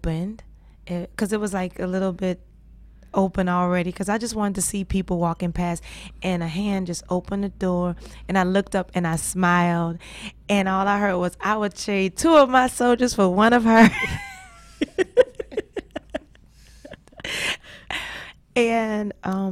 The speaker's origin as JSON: {"language": "English", "town": "New Orleans", "region": "Louisiana", "country": "United States", "said": "I'm from New Orleans. There's no mountains. We below sea level."}